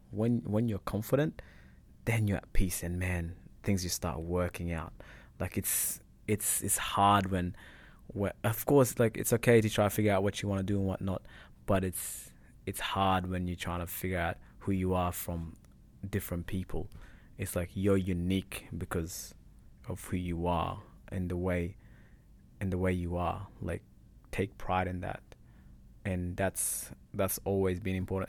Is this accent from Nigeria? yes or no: no; Perth, Western Australia, Australia; English is a second language; moved away as an adult; also born or lived in Egypt; now in Richmond, Australia; I came from Perth, so I'm just a boy living in Richmond.